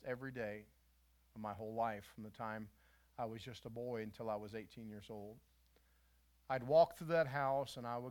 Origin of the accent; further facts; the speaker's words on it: West Virginia, United States; When I was a boy, I grew up in West Virginia.